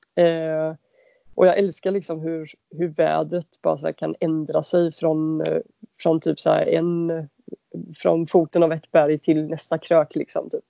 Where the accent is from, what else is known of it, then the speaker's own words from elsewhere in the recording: Varberg, Halland County, Sweden; moved away as an adult; now in Gothenburg, Sweden; jag är uppväxt i Varberg.